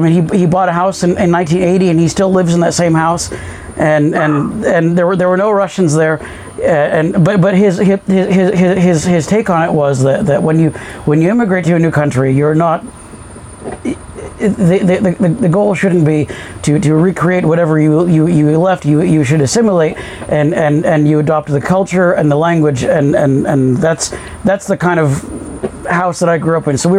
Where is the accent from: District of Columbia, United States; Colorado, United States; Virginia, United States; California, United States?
Colorado, United States; I grew up in Colorado